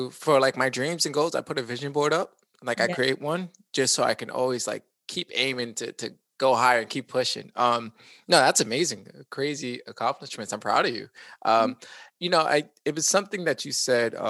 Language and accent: English; New York City, New York, United States; accent: New York; I'm originally from the Bronx